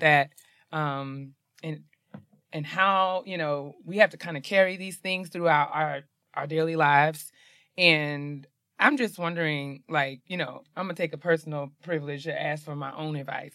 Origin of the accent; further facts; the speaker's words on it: New York, United States; I'm from New York